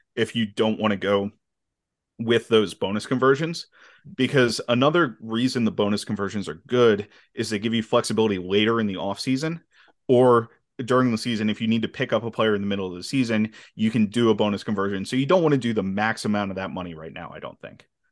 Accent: Philadelphia, Pennsylvania, United States; I'm actually from the Phil, I'm, live about an hour from Philly, but I'm from the Philly area

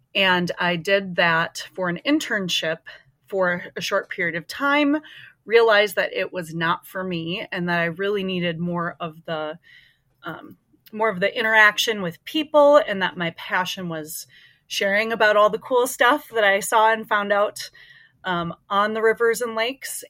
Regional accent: Minnesota, United States; I grew up in Minnesota, um, been here most of my life

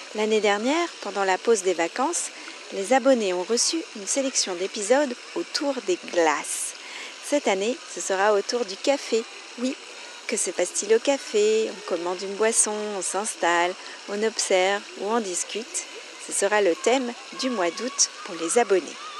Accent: France; je suis française

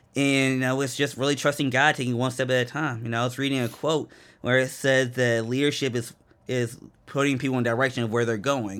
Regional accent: Randallstown, Maryland, United States; moved away as an adult; I was raised in Baltimore, or a little town called Randall's Town, which is in Baltimore County.

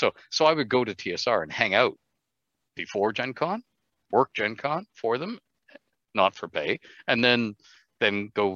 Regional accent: Ontario, Canada; growing up in Ontario with healthcare, Medicare

